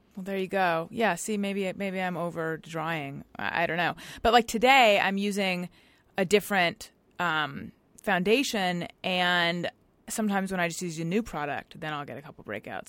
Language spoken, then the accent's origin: English; Orange County, California, United States; moved away as an adult; also born or lived in Claremont, California / New York; now in Los Angeles, United States; I'm from Orange County, which is, which is not really here